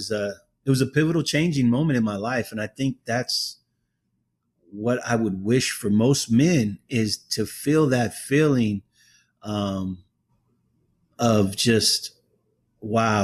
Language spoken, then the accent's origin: English; Oakland, California, United States; I'm from Oakland